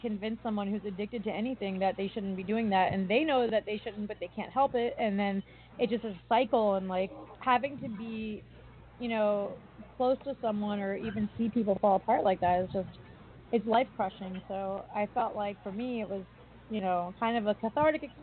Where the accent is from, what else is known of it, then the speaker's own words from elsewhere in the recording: East Coast, United States; I come from the East Coast